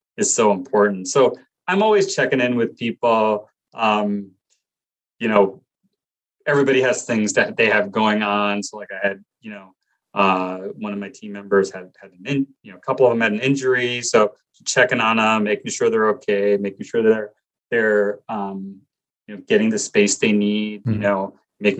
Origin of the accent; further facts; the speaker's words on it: Glen Rock, New Jersey, United States; I grew up in Glen Rock, New Jersey, which is right outside New York City.